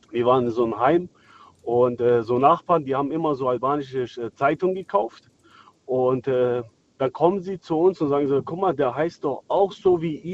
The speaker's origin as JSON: {"language": "German", "country": "Kosovo", "moved": "yes", "said": "ich komme aus dem, äh, aus dem Kriegsgebiet damals, 1999. Und äh, wir wurden aus dem Dorf vertrieben damals von den äh, Serben."}